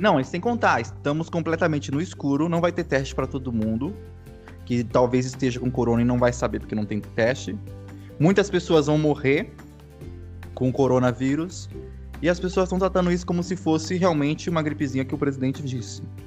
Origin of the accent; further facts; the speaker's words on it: Vinhedo, São Paulo, Brazil; Eu sou de Vinhedo, São Paulo